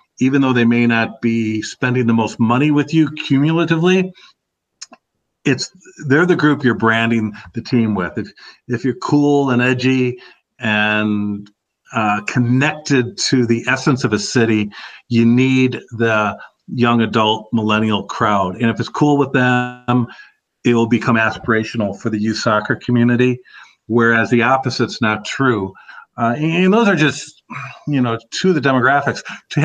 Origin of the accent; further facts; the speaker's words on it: Madison, Wisconsin, United States; Certainly my home state was a big part of it. Madison, I think, is, you know, almost an ideal market because it's a very young place.